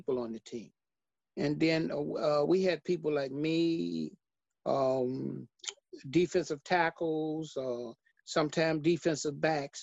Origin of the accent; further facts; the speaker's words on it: Chicago, Illinois, United States; also born or lived in Mississippi; I was born and raised in Chicago. I went to high school here